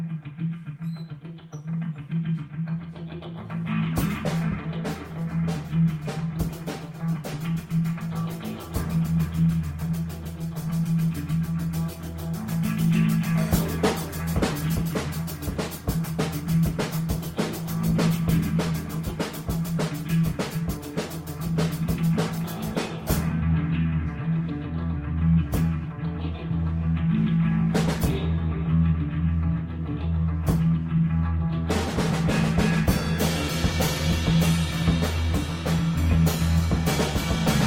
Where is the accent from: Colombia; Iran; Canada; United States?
Canada; I am Canadian, and we've just celebrated our national holiday yesterday, Canada Day